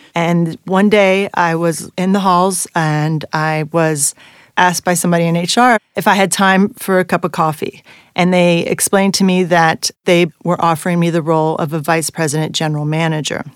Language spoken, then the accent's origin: English; Bordeaux, Nouvelle-Aquitaine, France; moved away as an adult; now in United States; I am half French and I am half American. I grew up in Bordeaux